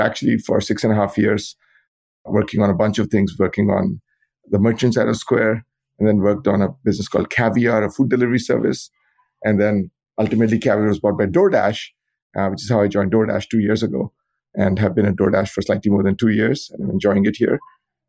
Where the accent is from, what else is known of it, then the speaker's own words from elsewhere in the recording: India; moved away as an adult; now in United States; So I grew up in India, where I got a bachelor's degree in computer science. Like many people, I came to the U.S. to get to go to graduate school.